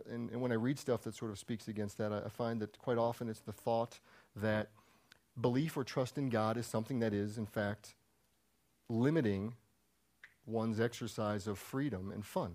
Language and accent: English; Maryland, United States; moved away; I'm from Maryland.